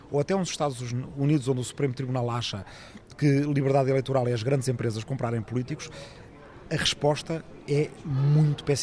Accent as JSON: {"language": "Portuguese", "region": "Lisbon", "country": "Portugal", "tie": "born or raised there", "also_born_or_lived": "Ribatejo", "said": "eh, nasci em 1972 em Lisboa, passei uma parte da minha infância numa pequena aldeia no Ribatejo, que é de onde vem toda a minha família"}